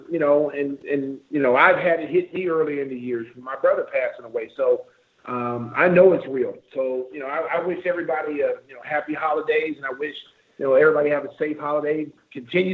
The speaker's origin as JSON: {"language": "English", "region": "the South", "country": "United States", "said": "I'm from the South a little bit"}